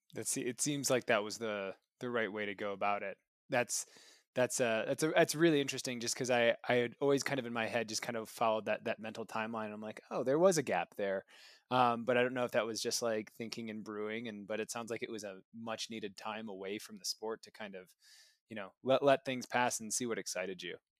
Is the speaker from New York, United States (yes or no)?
no; Michigan, United States; growing up in Michigan myself